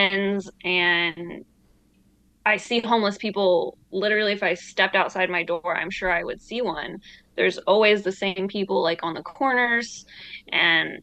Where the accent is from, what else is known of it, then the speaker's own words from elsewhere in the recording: Michigan, United States; moved away as an adult; also born or lived in Idaho / Oregon; now in Los Angeles, United States; I grew up in Michigan for the most part.